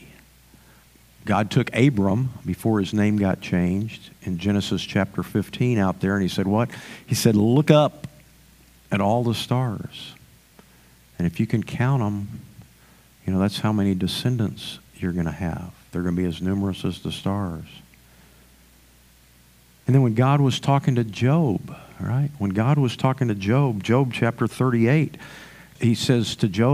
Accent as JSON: {"language": "English", "region": "the Panhandle of Texas", "country": "United States", "tie": "born or raised there", "lives_now": "San Antonio, United States", "said": "growing up in the Panhandle of Texas"}